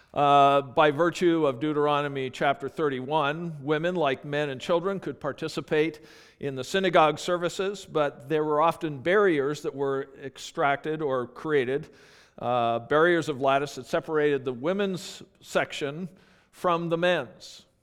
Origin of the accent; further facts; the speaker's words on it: Calgary, Alberta, Canada; moved away; I grew up in Calgary, Alberta